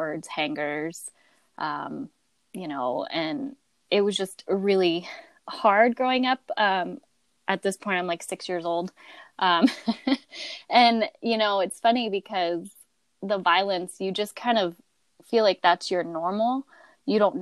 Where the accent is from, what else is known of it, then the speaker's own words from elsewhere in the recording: Phoenix, Arizona, United States; also born or lived in Loveland, Colorado; I was born in Loveland, Colorado, but I spent the majority of my young childhood in Phoenix